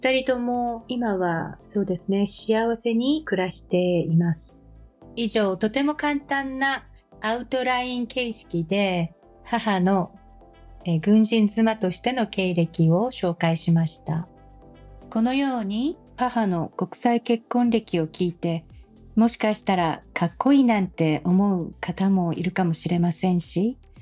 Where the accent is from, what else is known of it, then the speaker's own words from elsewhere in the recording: Japan; moved away; 私は日本の教育を受けているので全く私たちのアイデンティティはアメリカ人と日本人というように異なったんですね